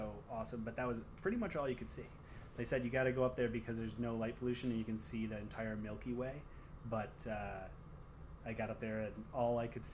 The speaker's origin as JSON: {"language": "English", "region": "Michigan", "country": "United States", "tie": "born or raised there", "accent": "Michigan accent", "moved": "as an adult", "said": "growing up in Michigan"}